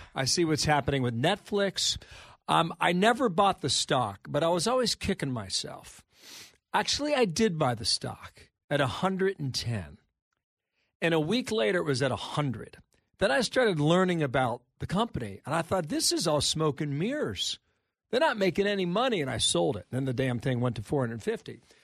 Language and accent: English; Cincinnati, Ohio, United States; moved away; in my hometown of Cincinnati, Ohio